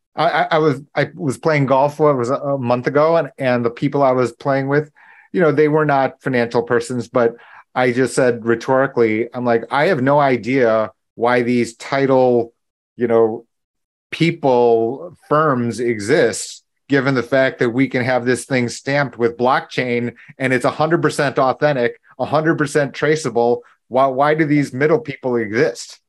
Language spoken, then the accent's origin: English; Buffalo, New York, United States; I was born in Buffalo